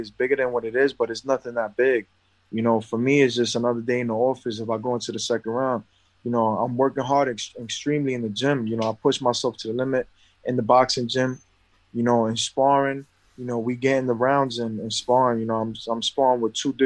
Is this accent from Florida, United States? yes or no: no; New York, United States; I come from New York, I come from poverty